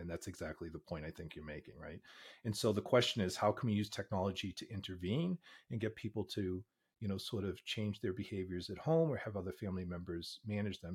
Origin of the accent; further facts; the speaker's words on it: Boston, Massachusetts, United States; now in Pittsburgh, United States; I grew up in Boston, but I've been in Pittsburgh for fifteen years.